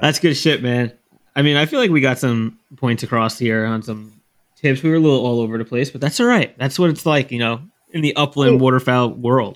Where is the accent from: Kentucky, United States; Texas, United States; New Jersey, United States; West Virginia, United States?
New Jersey, United States; I'm from New Jersey